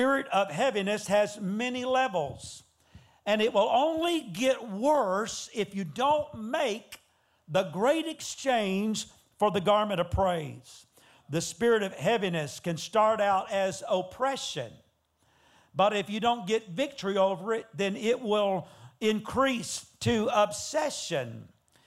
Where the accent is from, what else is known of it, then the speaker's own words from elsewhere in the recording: Georgia, United States; moved away as an adult; now in Texas, United States; I'm originally from Georgia, and I've been living in Texas for 25 years.